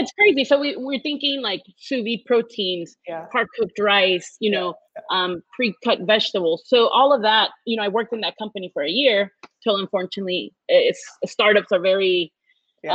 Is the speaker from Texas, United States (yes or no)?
yes; Houston, Texas, United States; I was born and raised in Houston